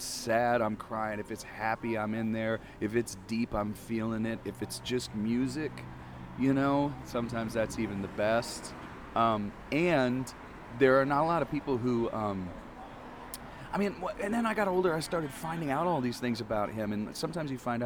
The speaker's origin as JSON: {"language": "English", "region": "Midwest", "country": "United States", "also_born_or_lived": "Nashville / Ann Arbor", "moved": "as an adult", "lives_now": "Texas, United States", "said": "I'm originally from the Midwest"}